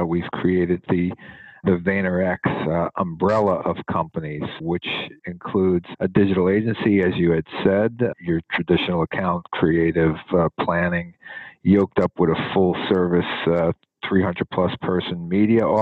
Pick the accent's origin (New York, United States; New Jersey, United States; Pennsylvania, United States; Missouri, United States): New Jersey, United States; Newark; I was born and raised in Newark, New Jersey